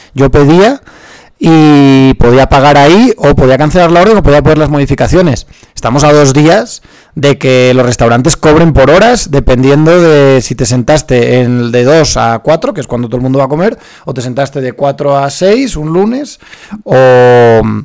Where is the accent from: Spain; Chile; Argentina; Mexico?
Spain; soy español y en España nos costaba aprender inglés